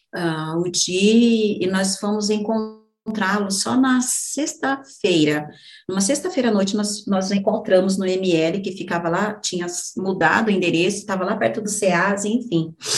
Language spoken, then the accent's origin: Portuguese; Brazil; tinha no bairro, né, onde, onde, onde eu cresci também, no Jardim Brasil